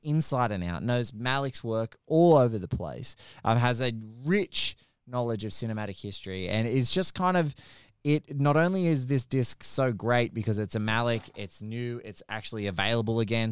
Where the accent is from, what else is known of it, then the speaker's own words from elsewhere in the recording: Australia; as an Aussie